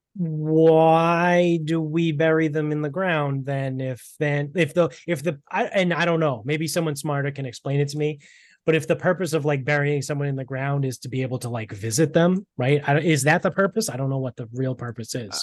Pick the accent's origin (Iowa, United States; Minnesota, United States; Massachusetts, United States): Massachusetts, United States; Medford; also born or lived in South Shore, Massachusetts; now in North Attleboro, United States; I grew up in Medford, right? That's where my family's from.